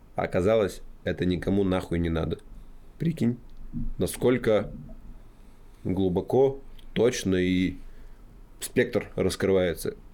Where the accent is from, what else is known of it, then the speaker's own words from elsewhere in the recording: Kamyshlov, Sverdlovsk Oblast, Russia; моей малой родине, в городе Камышлов